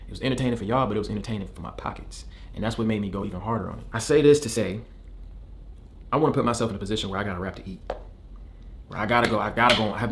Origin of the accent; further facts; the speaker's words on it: Michigan, United States; As I followed my dreams since I came from Michigan and I quit my job and I dropped out of college to focus on this career